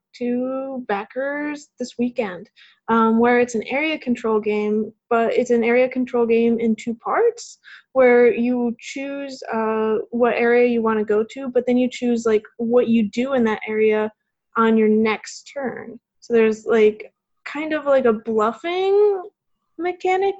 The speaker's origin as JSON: {"language": "English", "town": "Chicago", "region": "Illinois", "country": "United States", "tie": "born or raised there", "moved": "as an adult", "lives_now": "Huntsville, United States", "said": "I grew up around Chicago, Illinois, which definitely has snow"}